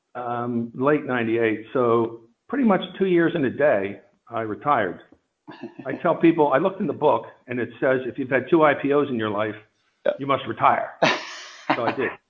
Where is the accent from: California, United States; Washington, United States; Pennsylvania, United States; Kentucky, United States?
Pennsylvania, United States; suburban; also born or lived in Princeton, New Jersey; I was raised in suburban Pennsylvania